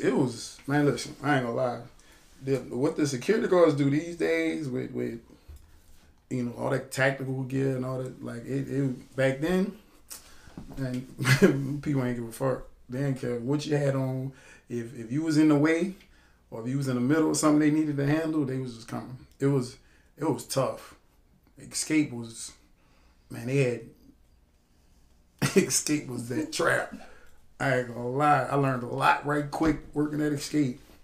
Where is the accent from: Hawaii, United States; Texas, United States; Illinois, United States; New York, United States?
Illinois, United States; now in New Orleans, United States; I'm originally from Illinois, Centralia, Chicago, you know, Midwest boy